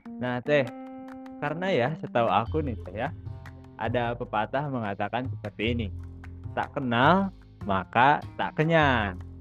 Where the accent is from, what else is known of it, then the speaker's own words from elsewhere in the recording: Bandung, West Java, Indonesia; Aku di Bandung. Aku orang Bandung asli teh.